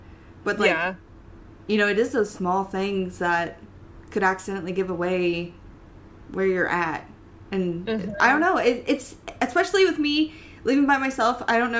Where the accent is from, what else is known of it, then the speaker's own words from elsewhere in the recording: Iowa, United States; now in Ohio, United States; and you know, I'm totally fine with letting people know that, like, I live in Ohio.